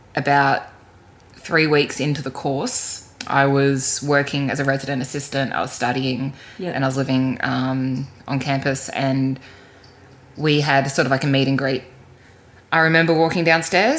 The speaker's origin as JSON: {"language": "English", "town": "Canberra", "region": "Australian Capital Territory", "country": "Australia", "tie": "born or raised there", "said": "I grew up in Canberra as a very, keen and active swimmer."}